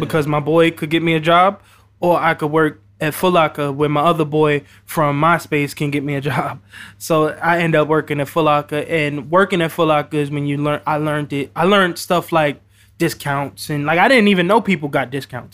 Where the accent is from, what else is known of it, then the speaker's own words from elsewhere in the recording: New York City, New York, United States; I'm also from the Bronx